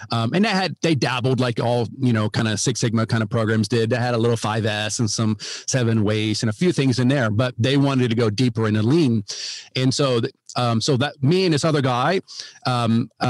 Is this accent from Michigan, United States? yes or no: no; Ohio, United States; now in Texas, United States; Yeah. So, well, um, myself, uh, yeah, I live in uh, live in Texas now, but I'm from Ohio originally